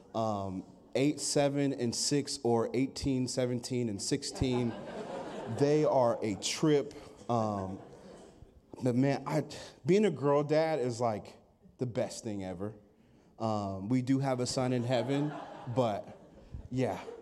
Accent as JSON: {"language": "English", "town": "Sandy", "region": "Oregon", "country": "United States", "said": "I hail from Sandy, Oregon."}